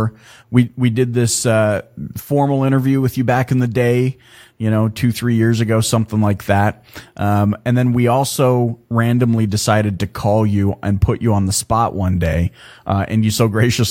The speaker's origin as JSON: {"language": "English", "country": "Canada", "tie": "born or raised there", "said": "I'm Canadian. Like, I was born in Canada"}